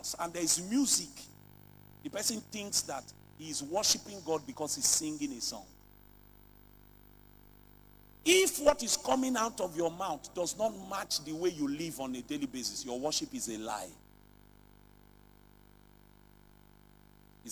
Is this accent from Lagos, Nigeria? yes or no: yes; Lagos, Nigeria; I grew up in Lagos